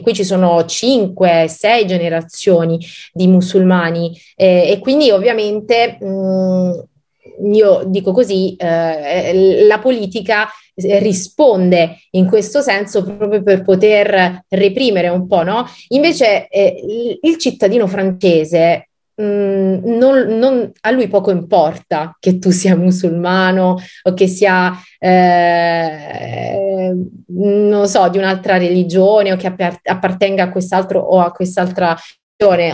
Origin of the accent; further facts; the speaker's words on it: Campania, Italy; now in Monaco; sono una terrona, no? come, come, come, dicono qui al nord, e, um, una, da buona, tra virgolette, campana